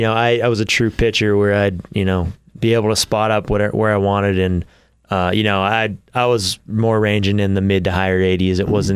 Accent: Temecula, California, United States; Yeah, so I'm from Southern California. {S1} Okay. {S3} A town called Temecula. It's about an hour north of San Diego.

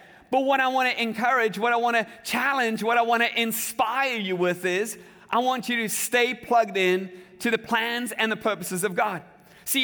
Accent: South Africa; I remember as a kid growing up in South Africa, we had these very large game reserves

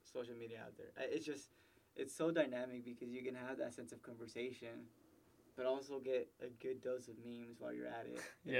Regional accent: Dallas, Texas, United States; moved away as an adult; we're from Pleasant Grove

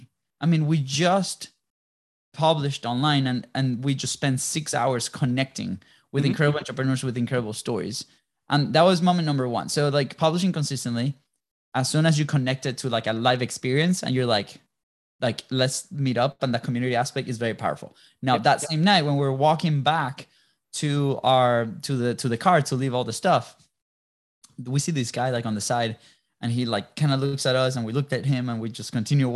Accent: Jacksonville, Florida, United States; I'm also from Jacksonville, Florida.

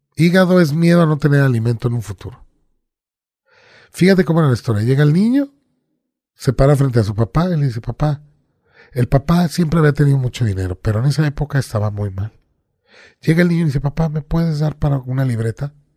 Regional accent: Veracruz, Mexico; yo de niño viví en Veracruz, en el puerto

